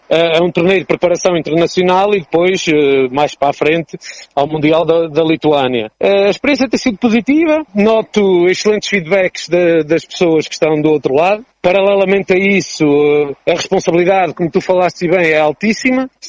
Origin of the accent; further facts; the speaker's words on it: Resende, Viseu, Portugal; no meu distrito, que é Viseu, e, e depois continuar uh, com o estágio na minha terra, que é Razende, e na minha freguesia, que é São Martinho de Mouros.